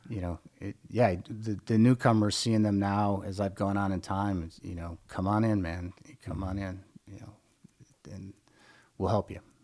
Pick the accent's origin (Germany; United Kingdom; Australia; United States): United States; Midwest; I grew up in the Midwest in a small farming town